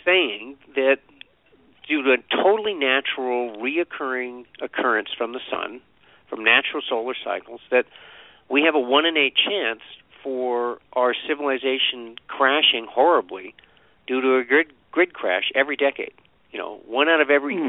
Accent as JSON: {"language": "English", "region": "Vermont", "country": "United States", "tie": "born or raised there", "said": "I grew up in Vermont"}